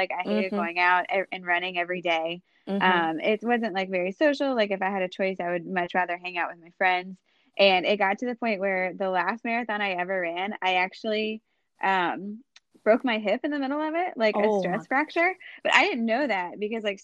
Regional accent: High Point, North Carolina, United States; also born or lived in New York City; I'm from High Point, North Carolina

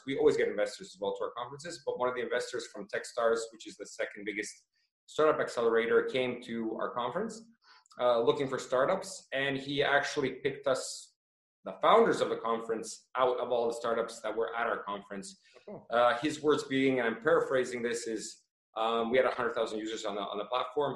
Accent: Toronto, Ontario, Canada; now in Croatia; I was born in Toronto and moved to Croatia

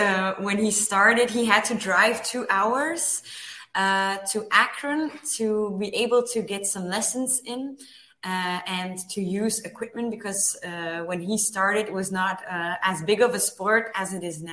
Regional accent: Belgium; also born or lived in Ohio, United States; I always lived in Belgium, except 4 years. I lived with my parents in the US, in Ohio.

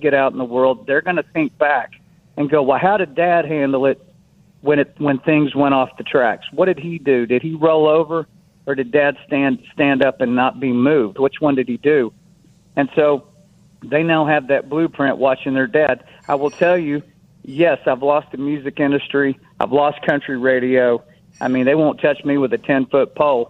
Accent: United States; I'm an American

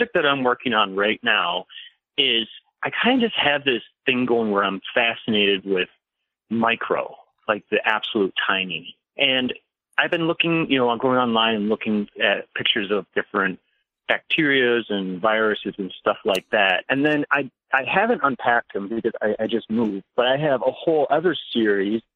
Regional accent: Madison, Wisconsin, United States; I grew up on the east side of Madison, right over on the Atwood area

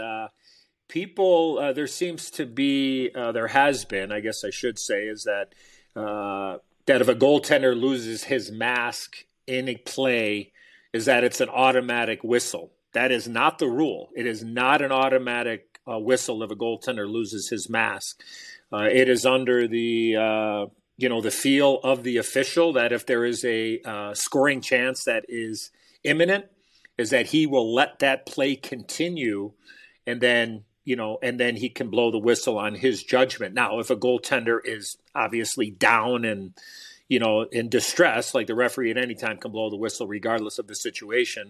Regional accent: Chicago, Illinois, United States; I was a Chicago kid, I lived and died with the Blackhawks

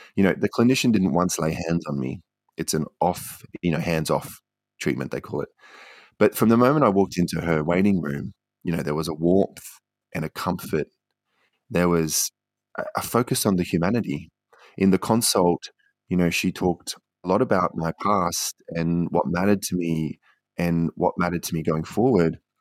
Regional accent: Queensland, Australia; moved away as an adult; also born or lived in Canberra / Beijing; I grew up in Queensland and then took myself off to China

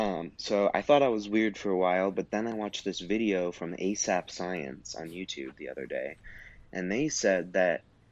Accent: Wyoming, United States; I'm from Wyoming, which is a really cold area.

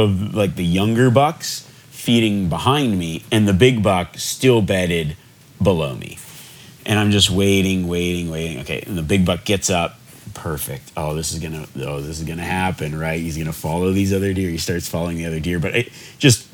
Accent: Nevada, United States; growing up in Nevada

